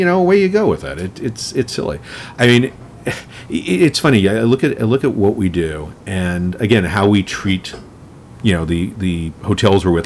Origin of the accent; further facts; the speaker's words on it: New York, United States; I grew up in New York when Times Square was the the porn mecca that it was